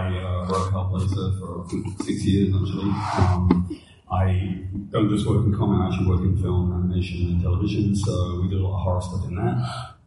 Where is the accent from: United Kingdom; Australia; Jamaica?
United Kingdom; One of the things with me is so growing up in Great Britain, we're not worried about horror.